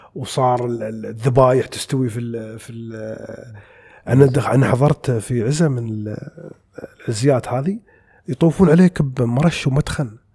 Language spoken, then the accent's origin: Arabic; United Arab Emirates; 200 جنسيه عندنا في الامارات مع جنسيتنا احنا